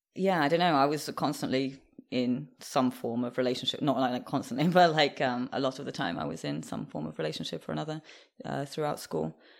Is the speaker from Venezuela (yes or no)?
no; England, United Kingdom; also born or lived in Moscow, Russia; I would say mostly grew up in, in the U K, in England